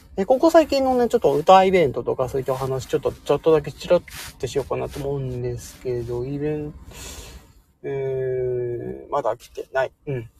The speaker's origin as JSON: {"language": "Japanese", "region": "Hokkaido", "country": "Japan", "said": "今私、北海道の人なんですけど"}